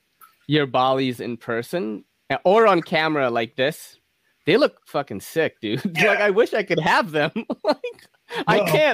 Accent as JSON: {"language": "English", "country": "Philippines", "said": "I know I'm Filipino, bro."}